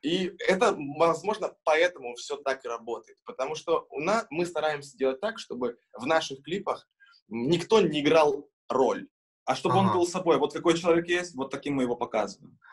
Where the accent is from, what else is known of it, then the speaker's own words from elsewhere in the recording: Kurakhove, Donetsk Oblast, Ukraine; now in Kazan, Russia; мы очень помним э, свой родной город Курахово, откуда мы родом. Это город Донецкой области